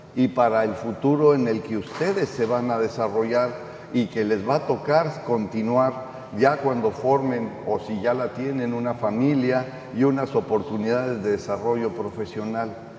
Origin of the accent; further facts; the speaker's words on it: Tamaulipas, Mexico; los tamaulipecos y tamaulipecas que vivimos en este estado